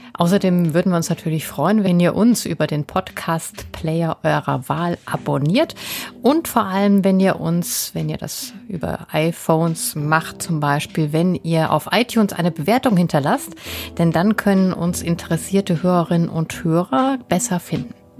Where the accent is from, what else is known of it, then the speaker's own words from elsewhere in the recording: Germany; wir tendieren ja als Deutsche